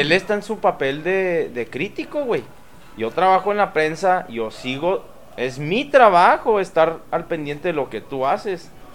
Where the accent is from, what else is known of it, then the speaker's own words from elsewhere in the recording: Mexico; como mexicanos